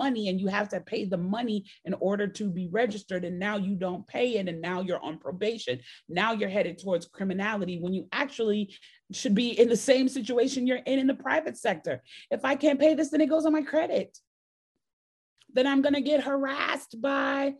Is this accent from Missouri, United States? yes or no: no; Chicago, Illinois, United States; now in Georgia, United States; I grew up in Chicago